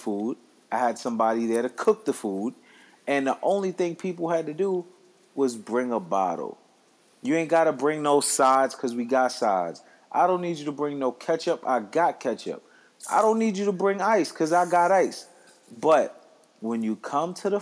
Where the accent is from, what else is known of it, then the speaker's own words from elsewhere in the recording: Ghana; I'm Ghanaian.